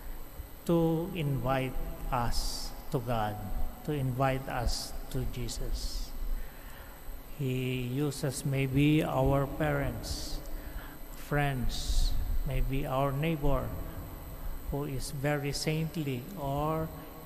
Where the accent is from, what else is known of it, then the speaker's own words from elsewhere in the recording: Abra, Cordillera Administrative Region, Philippines; I am a priest from Northern Philippines, Diocese of Banged, Abra